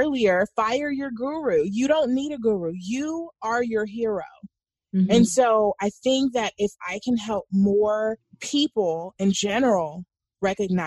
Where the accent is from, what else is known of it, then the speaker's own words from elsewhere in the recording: New Orleans, Louisiana, United States; I was born in New Orleans